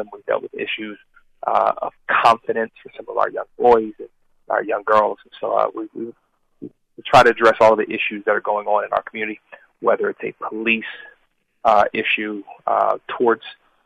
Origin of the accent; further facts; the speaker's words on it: Philadelphia, Pennsylvania, United States; born and raised in Philadelphia